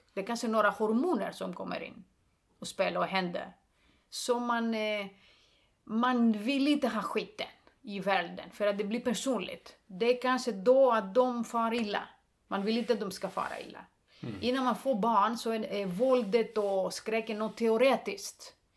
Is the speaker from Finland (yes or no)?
no; Greece; Swedish is a second language; moved away as an adult; also born or lived in Stockholm, Sweden; now in Sweden; jag är grek